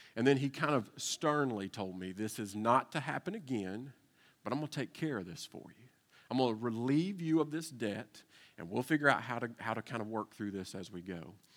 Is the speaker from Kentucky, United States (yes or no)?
yes; Eastern Kentucky, United States; moved away as an adult; also born or lived in Nashville, Tennessee; I was uh, born and raised in Kentucky